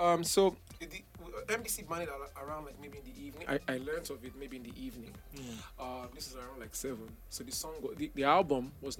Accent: Port Harcourt, Rivers State, Nigeria; I'm from Port Harcourt

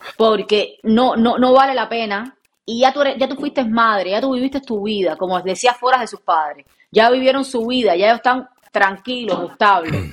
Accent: Cuba; moved away; Yo vengo de Cuba

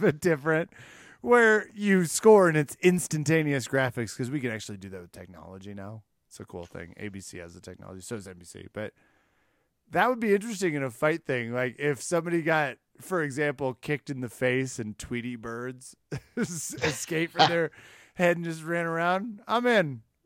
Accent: Midwest, United States; I was raised in the Midwest

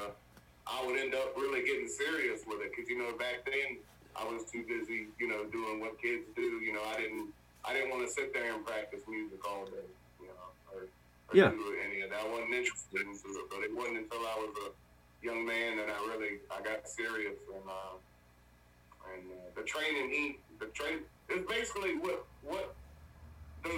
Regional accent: Louisa, Virginia, United States; also born or lived in Warrenton, Virginia; Moved to Louisa here, where I've been staying for, up till now, when I was about 1 year old

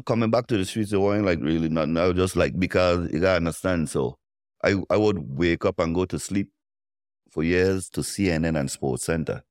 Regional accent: U.S. Virgin Islands; I'm from Saint Thomas

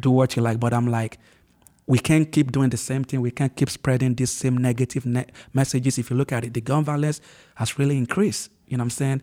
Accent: Ondo, Nigeria; moved away as an adult; also born or lived in Lagos, Nigeria; now in United States; move from my hometown, uh, which is Ondo State

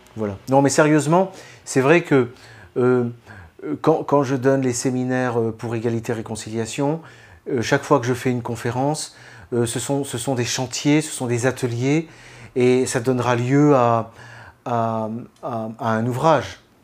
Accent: France; en tant que Français

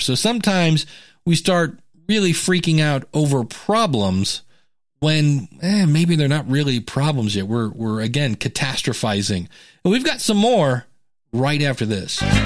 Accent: United States; I'm an American.

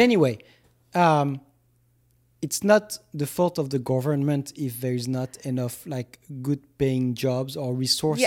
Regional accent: France; moved away as an adult; now in United States; when I grew up in France, and still to this day, because I was a teacher in France

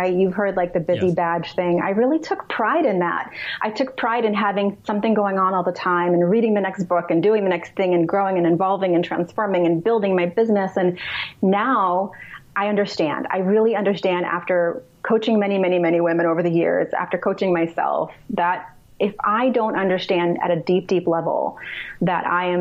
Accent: New York City, New York, United States; moved away; also born or lived in Russia; I grew up in New York City

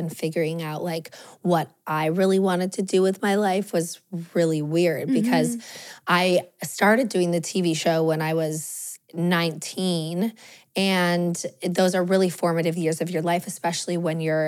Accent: Los Angeles, California, United States; I grew up in Los Angeles.

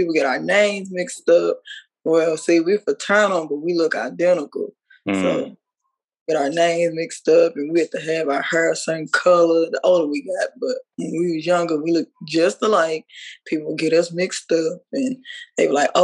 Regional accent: Dallas, Texas, United States; I was brought up in North Dallas

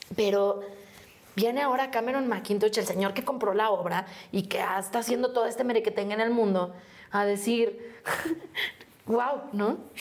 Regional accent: Mexico City, Mexico; de aquí, de México. De Xochimilco.

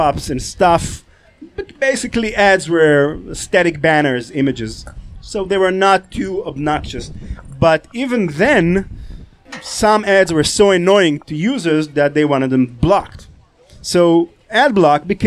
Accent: Israel; I'm from Israel.

